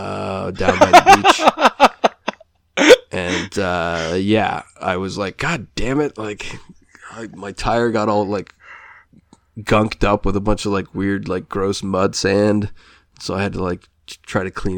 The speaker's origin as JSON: {"language": "English", "country": "United States", "tie": "born or raised there", "moved": "yes", "lives_now": "Canada", "said": "I grew up in the States"}